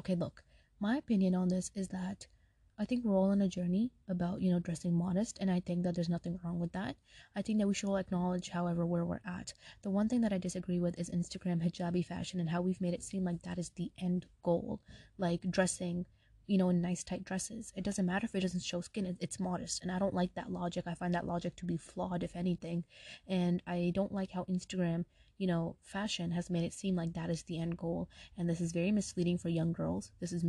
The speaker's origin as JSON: {"language": "English", "town": "Brooklyn", "region": "New York", "country": "United States", "tie": "born or raised there", "lives_now": "Atlanta, United States", "said": "My family's from Pakistan and I was born and raised in Brooklyn, New York, and then now I live in Atlanta."}